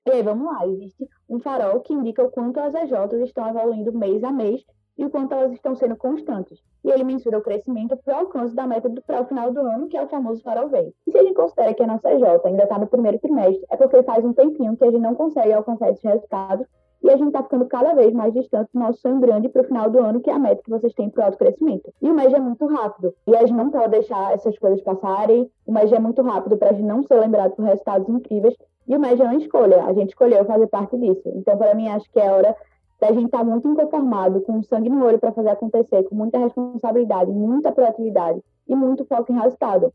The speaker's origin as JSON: {"language": "Portuguese", "town": "Recife", "region": "Pernambuco", "country": "Brazil", "said": "Pelo sotaque, talvez vocês já reconheçam que eu sou de Recife"}